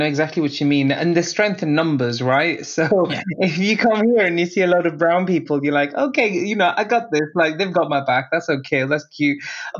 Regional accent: England, United Kingdom; we are British born. We live in England, and no, that's not London.

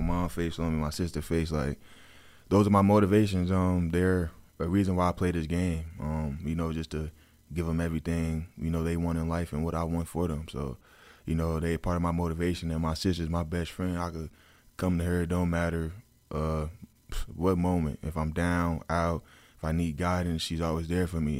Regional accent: New Jersey, United States; I'm from New Jersey

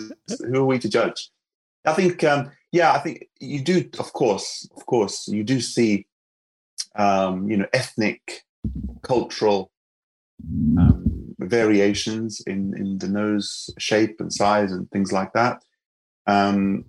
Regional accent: Lebanon; moved away; I'm from Lebanon, and, you know, we are no strangers to cosmetic surgery

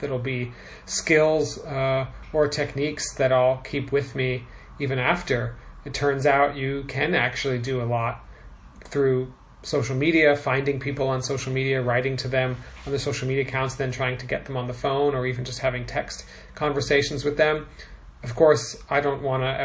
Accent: San Diego, California, United States; moved away as an adult; now in Moscow, Russia; I grew up in California. I'm from San Diego

